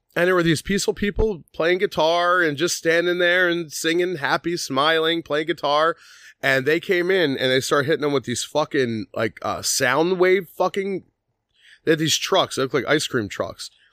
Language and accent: English; Philadelphia, Pennsylvania, United States; we grew up on Second Street in South Philly